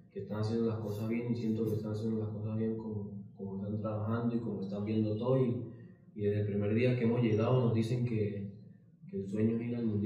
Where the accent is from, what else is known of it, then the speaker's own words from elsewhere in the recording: Venezuela; Siempre que me preguntan, lo digo que yo soy de Barrio Sucre.